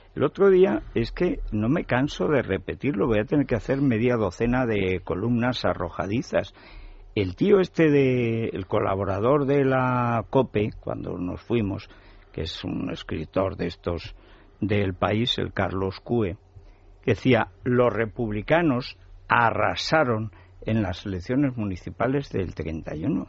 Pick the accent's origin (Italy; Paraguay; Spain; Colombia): Spain; Teruel, Aragon; en Teruel somos así